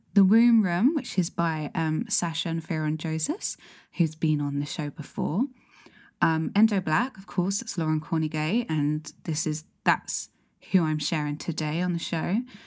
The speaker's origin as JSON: {"language": "English", "region": "London", "country": "United Kingdom", "tie": "born or raised there", "said": "I grew up in South London"}